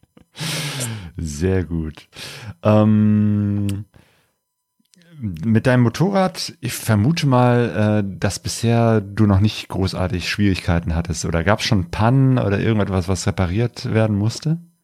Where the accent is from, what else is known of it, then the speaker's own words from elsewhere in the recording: Cologne, North Rhine-Westphalia, Germany; ich äh, bin gebürtiger Kölner